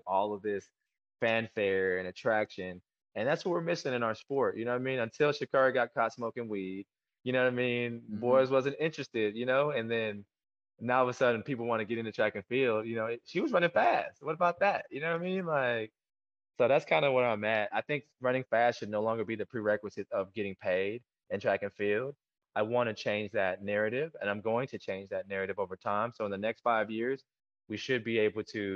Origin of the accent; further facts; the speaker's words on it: Killeen, Texas, United States; also born or lived in Korea; I'm from Killeen, Texas